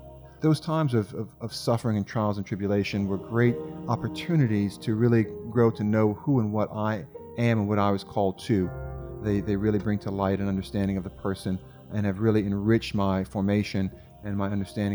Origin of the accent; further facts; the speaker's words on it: Abbeville, Louisiana, United States; moved away as an adult; also born or lived in Rome; I'm from Abbeville, born and reared there